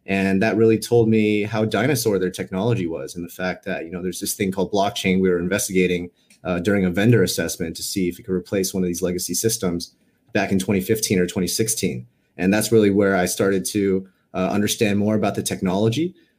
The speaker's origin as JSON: {"language": "English", "town": "Los Angeles", "region": "California", "country": "United States", "tie": "born or raised there", "also_born_or_lived": "New York", "lives_now": "San Francisco, United States", "said": "Based in San Francisco, but I've been a California kid my whole life. Grew up in Los Angeles. Had like an 8-year stint on the East Coast for school and my first job in New York. But now here in the Bay Area."}